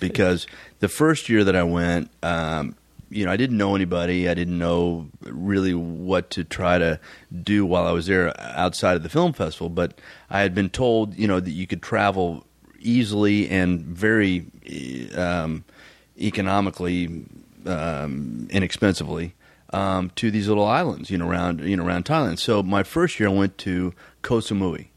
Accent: Tulsa, Oklahoma, United States; I am a fourth generation Oklahoman, born and raised in Tulsa, Oklahoma

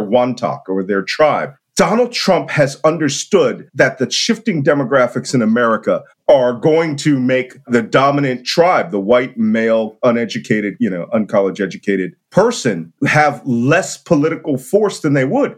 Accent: Philadelphia, Pennsylvania, United States; I'm from Philadelphia

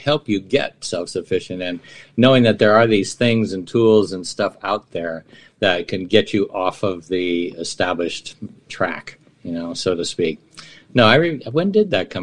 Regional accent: San Francisco, California, United States; where I grew up on Filbert and Jones in San Francisco, it was solamente 100% Italiano.

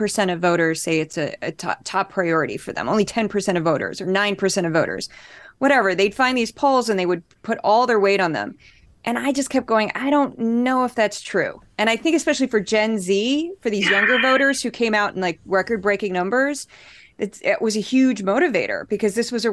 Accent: Missouri, United States; moved away; I grew up in Missouri, one of the reddest states in the country

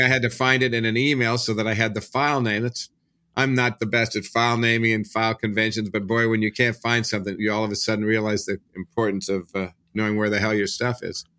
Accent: Kansas City, Missouri, United States; moved away as an adult; also born or lived in Los Angeles; I grew up in Kansas City

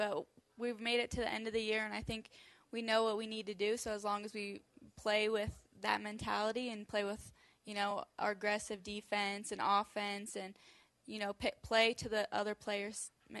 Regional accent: United States; I'm basically in my hometown

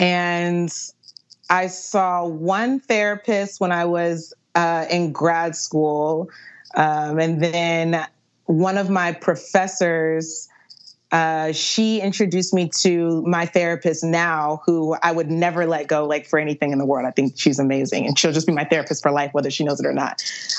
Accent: Virginia Beach, Virginia, United States; Virginia Beach.

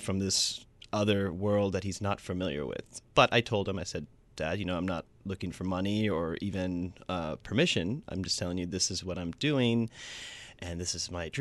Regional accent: Huntsville, Alabama, United States; moved away; also born or lived in Atlanta; grew up in Huntsville, Alabama, where Christianity kind of reigns true

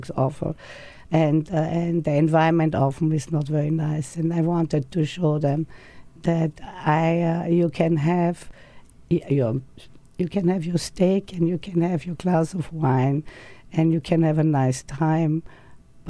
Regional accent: Austria; now in United States; I came from Austria, where I think people are pretty healthy, outdoor exercise and fresh food.

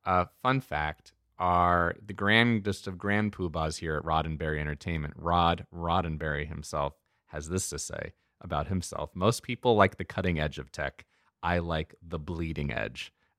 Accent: Lancaster, Pennsylvania, United States; That's what I grew up with in Lancaster in Pennsylvania.

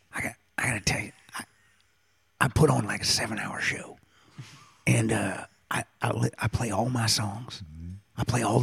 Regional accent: small town Pennsylvania, United States; moved away; I grew up in, we both grew up in small town Pennsylvania.

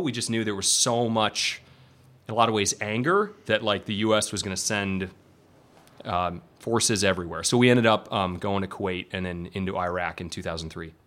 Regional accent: Elgin, Illinois, United States; moved away as an adult; I grew up in Elgin, Illinois, which at this point is probably just a, a suburb of uh, Chicago.

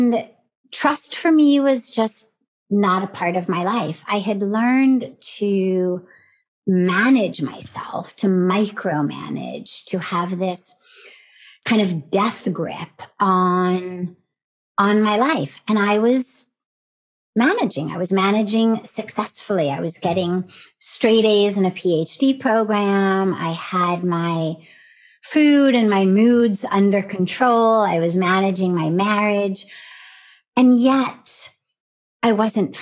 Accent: Los Angeles, California, United States; moved away as an adult; now in India; I was raised in the Reform Jewish community of Los Angeles.

